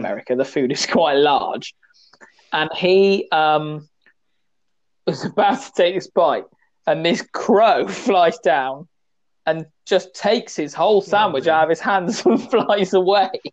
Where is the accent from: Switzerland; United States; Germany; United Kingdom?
United Kingdom; West Country, South West England; I'm from the West country.